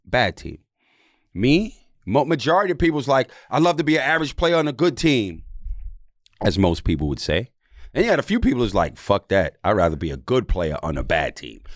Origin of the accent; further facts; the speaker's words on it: New York City, New York, United States; also born or lived in Jamaica; I'm Jamaican. I'm from New York.